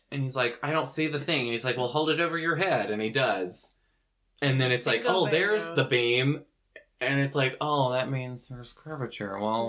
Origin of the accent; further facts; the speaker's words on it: the South, United States; I'm from the South where that runs rampant